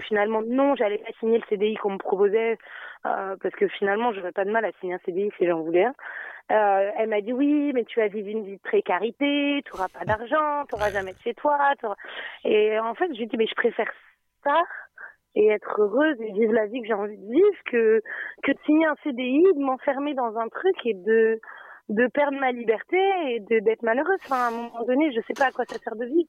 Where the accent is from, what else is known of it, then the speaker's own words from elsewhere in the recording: Nantes, Pays de la Loire, France; also born or lived in Dubai; je suis de Nantes